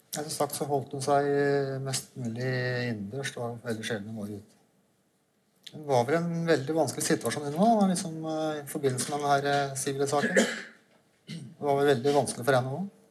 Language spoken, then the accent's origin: Norwegian; Orderud farm, Akershus, Norway; jeg vokste opp på Ordre da, sammen med min søster og mine foreldre